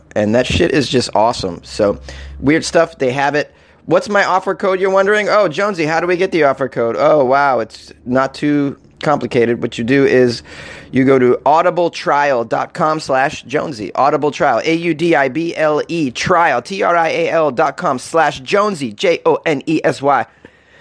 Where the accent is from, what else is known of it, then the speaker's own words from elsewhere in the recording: New England, United States; I'm from New England, man, and we do traditional lobster